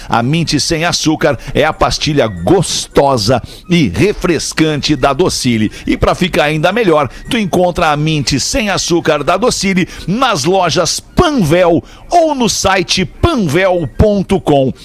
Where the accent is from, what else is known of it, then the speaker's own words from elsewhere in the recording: Brazil; eu sou do Brasil, falo português